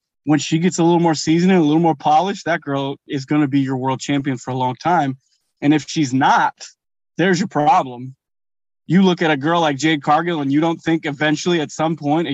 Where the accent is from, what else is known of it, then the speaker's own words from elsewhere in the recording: Chicago, Illinois, United States; I'm a Chicago boy and, you know, that's my hometown arena